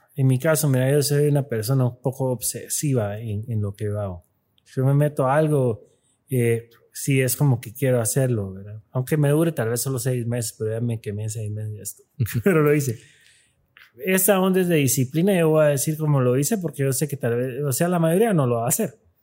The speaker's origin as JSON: {"language": "Spanish", "country": "Guatemala", "said": "aquí somos guatemaltecos"}